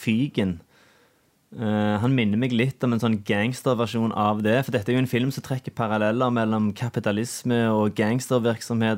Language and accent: Norwegian; Norway; gjengen jeg vokste opp med ute på Sunde òg